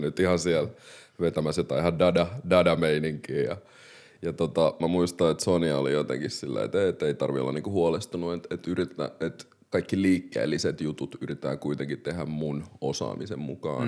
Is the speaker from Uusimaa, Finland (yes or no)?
yes; Helsinki, Uusimaa, Finland; also born or lived in Democratic Republic of the Congo; mä oon kasvanut tosi monikulttuurisessa yhteisössä Malmilla